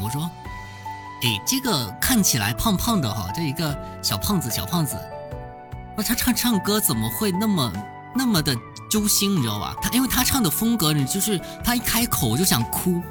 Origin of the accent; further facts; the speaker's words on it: Fujian, China; 我是福建人